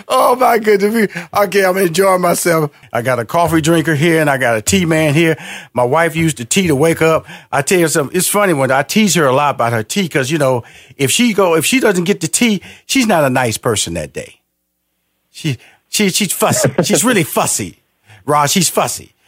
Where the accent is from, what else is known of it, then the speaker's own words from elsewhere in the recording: Houston, Texas, United States; I'm from Houston, Texas, big barbecue country